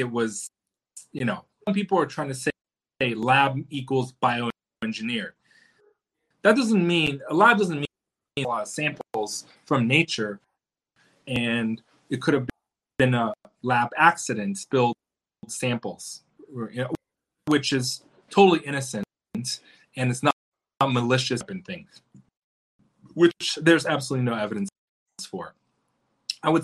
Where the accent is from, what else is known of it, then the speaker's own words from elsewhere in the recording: China; now in United States; born in China